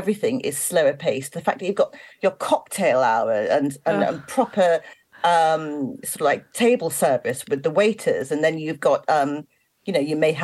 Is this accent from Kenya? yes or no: no; London, United Kingdom; moved away; I am from South London originally. I live in the countryside now, but I'm from South London originally.